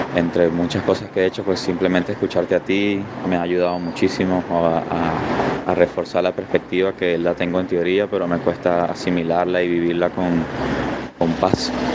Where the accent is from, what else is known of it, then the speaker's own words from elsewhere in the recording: Venezuela; moved away as an adult; now in Panama; soy venezolano, vivo en Panamá